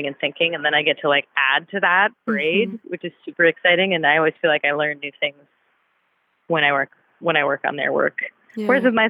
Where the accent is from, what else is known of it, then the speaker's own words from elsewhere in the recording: Cambridge, Massachusetts, United States; now in Durham, United States; I grew up in Cambridge, Massachusetts.